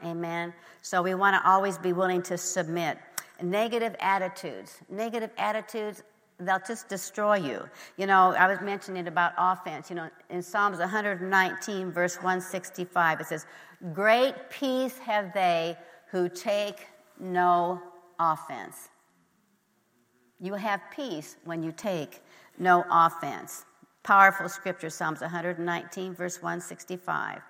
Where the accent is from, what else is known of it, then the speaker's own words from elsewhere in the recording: Nebraska, United States; I grew up in Nebraska